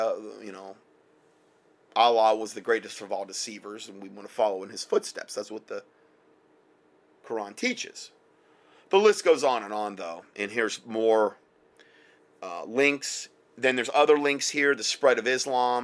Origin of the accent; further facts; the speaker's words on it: Southwest Florida, United States; moved away; that's where I'm from, basically. I was from Southwest Florida